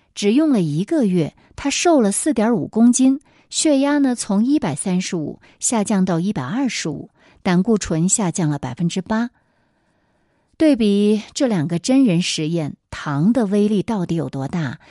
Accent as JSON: {"language": "Chinese", "country": "China", "said": "我们中国人"}